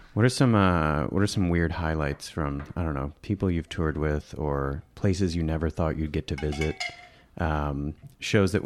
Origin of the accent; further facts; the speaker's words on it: Midwest, United States; I grew up in the Midwest